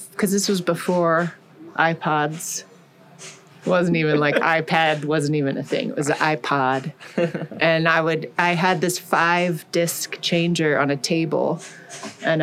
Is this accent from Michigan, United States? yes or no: no; Colorado Springs, Colorado, United States; also born or lived in Denver; my first like real foray into music was the Colorado Springs Children's Chorale. I started that when I was in second grade